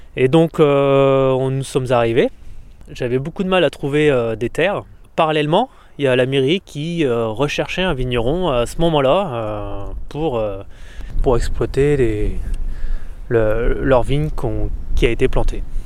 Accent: Champagne, Grand Est, France; moved away as an adult; now in Sarzeau, France; Avec ma femme, on vient de Champagne

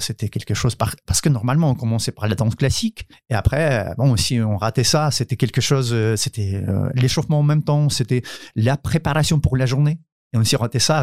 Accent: Ukraine; French is a second language; moved away as an adult; also born or lived in South Korea; now in France; chez nous en Ukraine

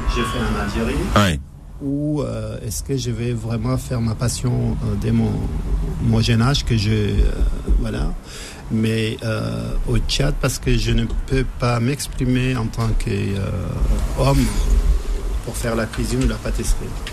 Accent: Libya; moved away; j'ai, grandi en Libye, donc j'ai passé, j'ai grandi en Libye, j'ai passé mon enfance euh, quelques années en Libye

